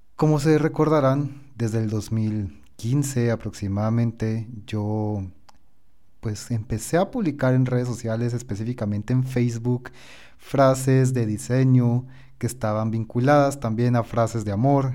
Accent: Guatemala; yo soy de Guatemala

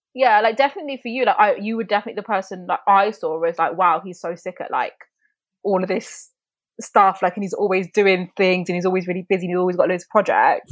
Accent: Coventry, West Midlands, United Kingdom; I'm from Coventry

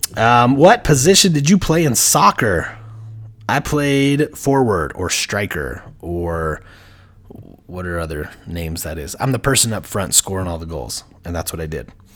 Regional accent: Heber City, Utah, United States; I grew up in Heber Valley, Heber City, Utah

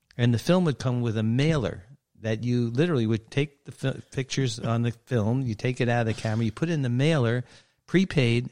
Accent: New York City, New York, United States; moved away; I grew up in Brooklyn, New York.

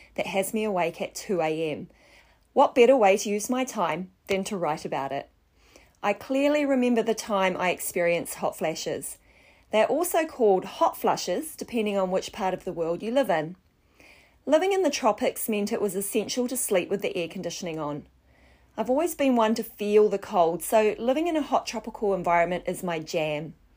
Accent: Wellington, New Zealand; moved away as an adult; also born or lived in Southeast Asia; I grew up in Wellington, New Zealand

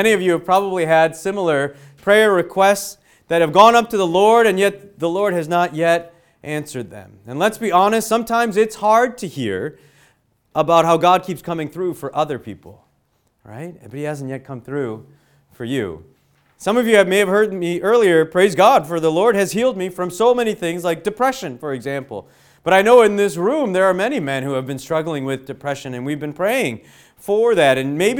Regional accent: Illinois, United States; now in Western Pennsylvania, United States; but where I grew up in Illinois, in the suburbs of Chicago, there was sex ed that would happen in school, okay?

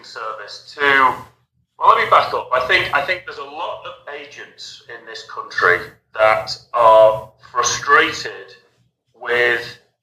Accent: England, United Kingdom; moved away as an adult; also born or lived in Spain; now in Los Angeles, United States; I hail from the United Kingdom. I'm an English chap.

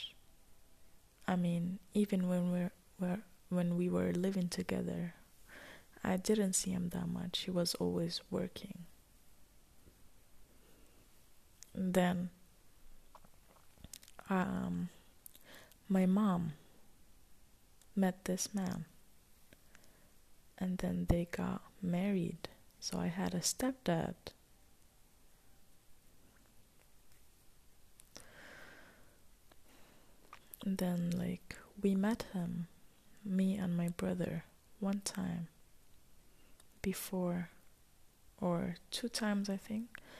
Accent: Ras Al Khaimah, United Arab Emirates; I was born and raised in Emirates, in a city that's called Ras Al Khaimah.

